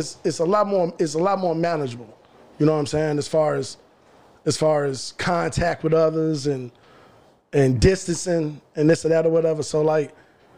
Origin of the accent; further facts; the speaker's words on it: Chicago, Illinois, United States; also born or lived in Texas; I'm from Chicago